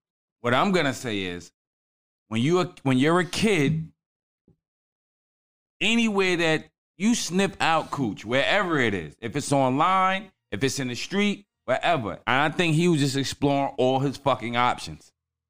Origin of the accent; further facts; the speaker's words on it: New York City, New York, United States; We grew up in New York City.